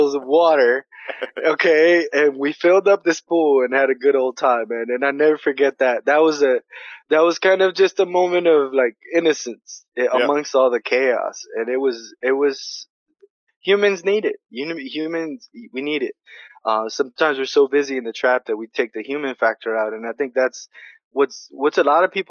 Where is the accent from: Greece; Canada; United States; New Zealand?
United States; New York City, New York; I'm from New York City